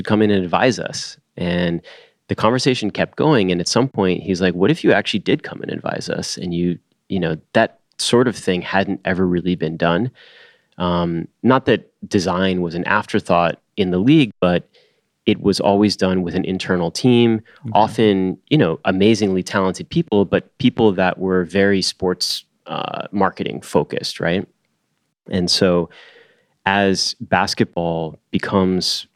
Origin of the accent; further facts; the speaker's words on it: Cleveland, Ohio, United States; I was born in Cleveland, right? Third generation Clevelander